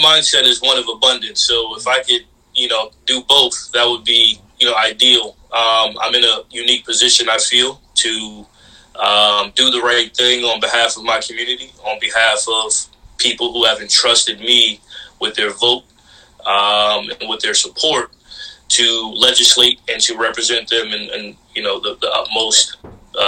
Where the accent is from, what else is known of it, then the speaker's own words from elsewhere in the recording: Mount Vernon, New York, United States; my hometown of Mount Vernon